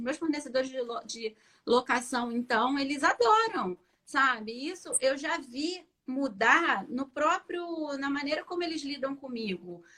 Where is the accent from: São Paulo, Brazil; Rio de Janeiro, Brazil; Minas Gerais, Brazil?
Rio de Janeiro, Brazil; Eu sou do Rio de Janeiro